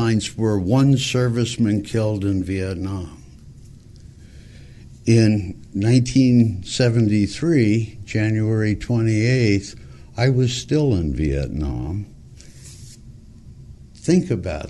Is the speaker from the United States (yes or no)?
yes; Montebello, California, United States; I grew up in Montebello, California, went to a Catholic school for 8 years